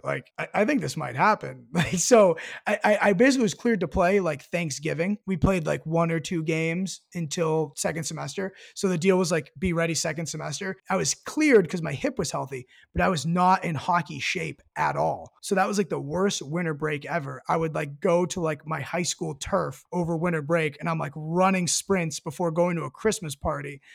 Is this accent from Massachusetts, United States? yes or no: yes; Marblehead, Massachusetts, United States; also born or lived in Colorado; I'm from Marblehead, and I moved here when I was, like, three years old or so